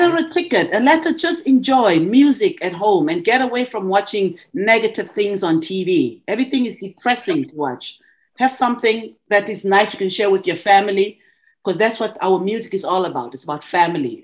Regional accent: South Africa; moved away as an adult; also born or lived in Montreal, Canada; now in Ontario, Canada; I was from South Africa

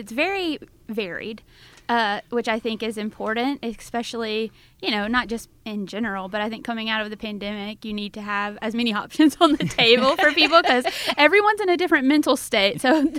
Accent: Mississippi, United States; moved away; I'm from Mississippi originally

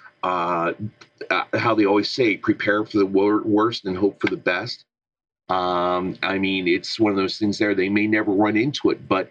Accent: Southwestern Pennsylvania, United States; I'm from Southwestern PA

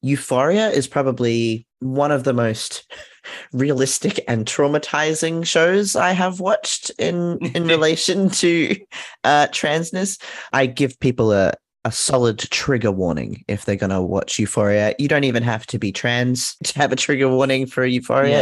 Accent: Australia; as an Australian trans kid.

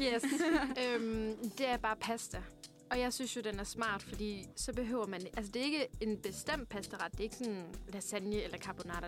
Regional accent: Haderslev, Southern Denmark, Denmark; moved away as an adult; now in Copenhagen, Denmark; Jeg er fra Sønderjylland, Haderslev.

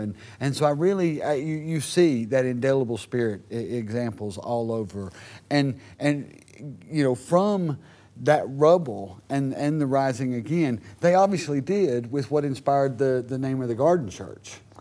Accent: United States; now in Plymouth, United Kingdom; As an American, I love living in Plymouth

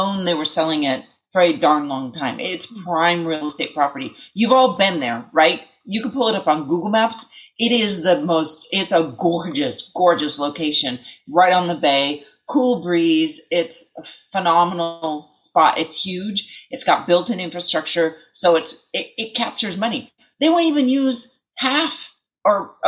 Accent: East Bay, California, United States; I grew up in the East Bay.

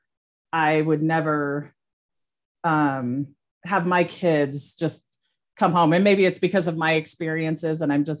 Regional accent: Albuquerque, New Mexico, United States; I grew up in Albuquerque and we lived by the river in the Bosque.

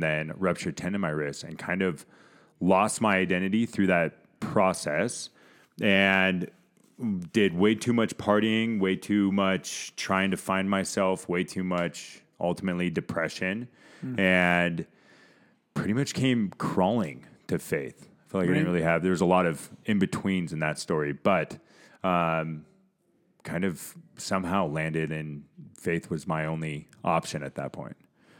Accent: California, United States; Originally you mentioned that I was originally from California and then had a chance to come out to CU.

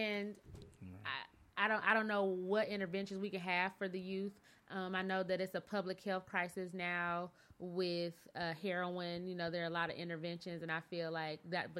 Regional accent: Flint, Michigan, United States; now in Dallas, United States; So I'm from Michigan. I'm from a General Motors state

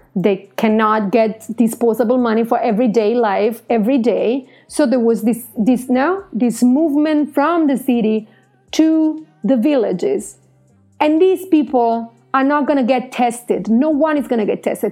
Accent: Italy; I'm Italian

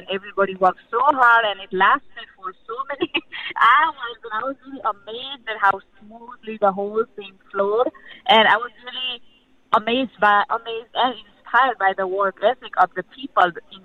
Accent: Nepal; moved away; I was born and raised in Nepal

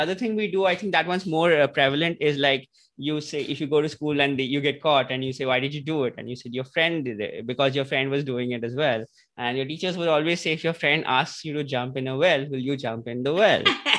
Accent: India; growing up in India in school

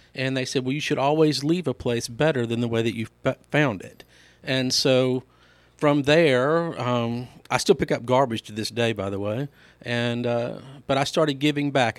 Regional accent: Laurel, Mississippi, United States; also born or lived in DeSoto County, Mississippi; I was born and raised in Laurel, Mississippi

